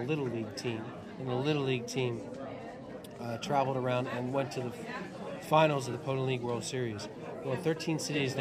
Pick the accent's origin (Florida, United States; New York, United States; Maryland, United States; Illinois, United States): Maryland, United States; Edgewood; now in Los Angeles, United States; I'm from Edgewood, Maryland